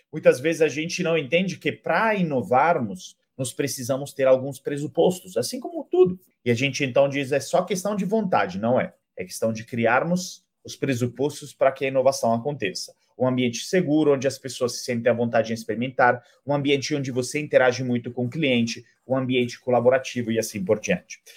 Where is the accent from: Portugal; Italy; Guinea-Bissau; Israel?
Italy; Portuguese is a second language; moved away as an adult; now in Brazil; sou italiano, moro há mais de 10 anos no Brasil